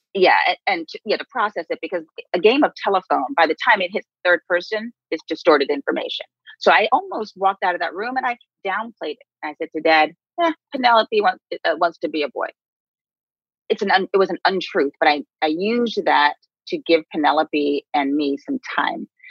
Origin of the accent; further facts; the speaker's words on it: New York City, New York, United States; we grew up on the Upper West Side in um, a neighborhood where we were the only Black folks